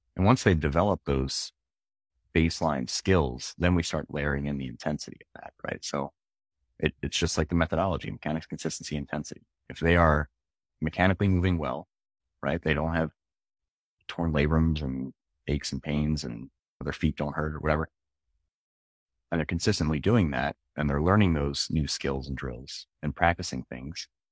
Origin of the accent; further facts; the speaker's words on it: Philadelphia, Pennsylvania, United States; moved away; also born or lived in upstate New York; I grew up in Philly